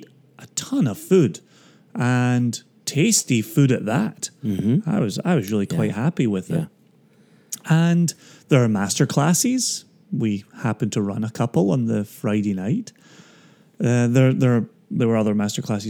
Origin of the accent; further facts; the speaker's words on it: Scotland, United Kingdom; I'm only from Scotland and work in the whiskey industry.